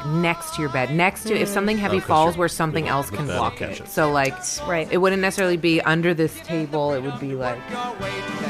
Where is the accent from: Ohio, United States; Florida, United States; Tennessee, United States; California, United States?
California, United States; Los Angeles; born or raised there